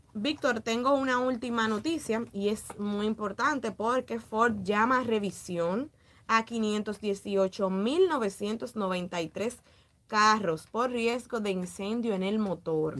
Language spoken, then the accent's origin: Spanish; Dominican Republic; estamos en República Dominicana